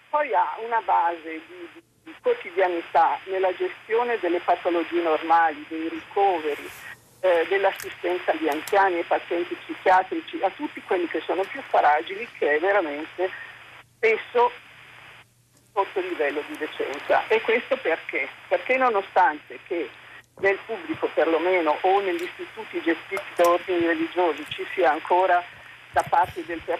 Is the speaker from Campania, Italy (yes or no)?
no; Lombardy, Italy; come lombarda, sì.